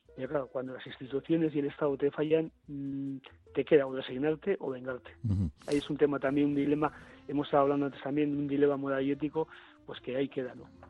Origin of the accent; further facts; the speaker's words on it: Bilbao, Basque Country, Spain; siendo bilbaíno